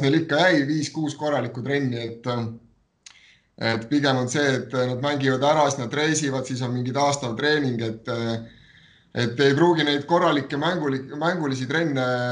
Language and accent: Estonian; Võru, Võru County, Estonia; mina olen ka Võrust pärit